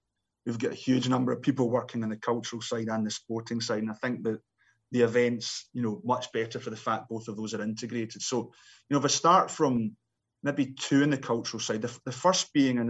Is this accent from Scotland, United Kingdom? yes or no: yes; Scotland, United Kingdom; me being a Scotsman